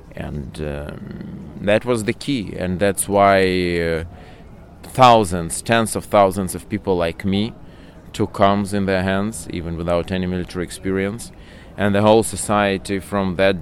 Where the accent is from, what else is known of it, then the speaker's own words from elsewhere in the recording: Odesa, Odesa Oblast, Ukraine; I represent Odesa region in Ukrainian Parliament, so I'm from Odesa.